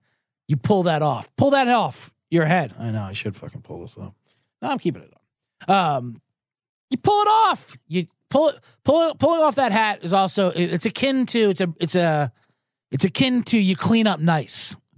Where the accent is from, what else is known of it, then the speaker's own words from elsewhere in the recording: Philadelphia, Pennsylvania, United States; I'm from Philadelphia, Eagles fan. A lot of playoff disappointments. I grew up with playoff disappointments.